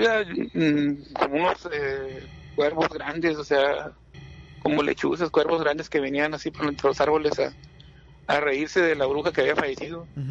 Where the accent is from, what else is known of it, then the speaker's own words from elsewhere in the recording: Monterrey, Nuevo León, Mexico; soy de acá de Monterrey